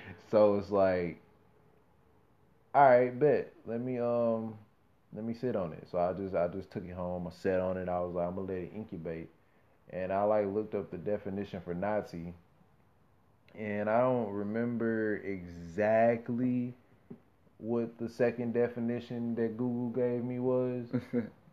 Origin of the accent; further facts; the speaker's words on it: Fort Worth, Texas, United States; I'm hailing from Fort Worth, Texas